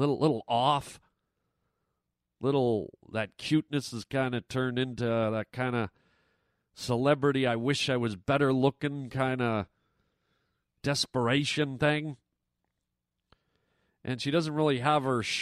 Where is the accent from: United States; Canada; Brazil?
Canada; I'm a Canadian kid